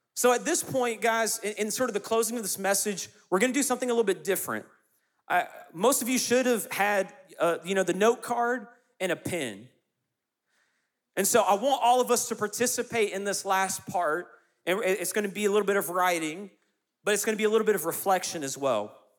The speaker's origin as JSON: {"language": "English", "town": "Clemson", "region": "South Carolina", "country": "United States", "tie": "born or raised there", "also_born_or_lived": "Lexington, North Carolina", "said": "My parents then moved to, to Clemson, South Carolina when I was two, and that's where I grew up"}